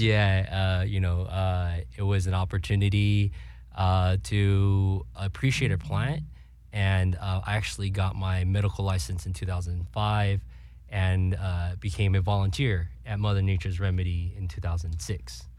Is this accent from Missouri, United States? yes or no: no; California, United States; born and raised in Cali